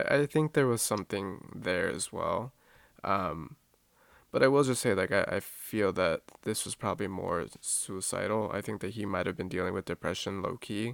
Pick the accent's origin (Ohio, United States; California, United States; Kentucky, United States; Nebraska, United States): California, United States; Southern; I'm from Southern California, bro. Like, in the neighborhood I grew up